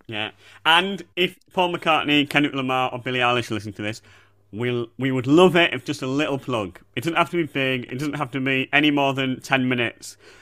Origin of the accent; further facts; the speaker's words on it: Bradford, Yorkshire and the Humber, United Kingdom; I'm from Bradford